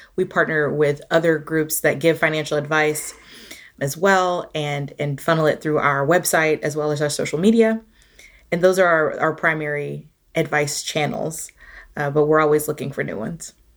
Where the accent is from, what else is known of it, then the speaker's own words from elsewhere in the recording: Atlanta, Georgia, United States; now in Charlottesville, United States; I'm originally from Atlanta, Georgia